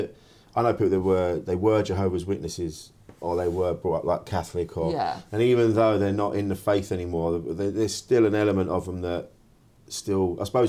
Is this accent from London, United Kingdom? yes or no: yes; Orpington, London, United Kingdom; we grew up in the same ends, mate. I grew up in Orpington.